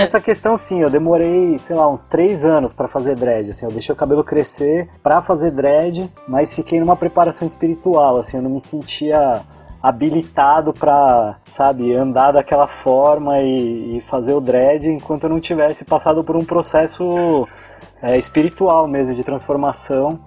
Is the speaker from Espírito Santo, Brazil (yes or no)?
no; São Paulo, Brazil; moved away as an adult; also born or lived in Florianópolis; eu sou de São Paulo